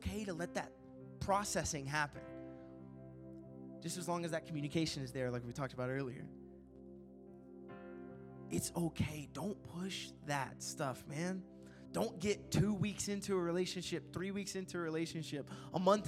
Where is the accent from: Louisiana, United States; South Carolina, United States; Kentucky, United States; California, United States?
Kentucky, United States; It's in Kentucky.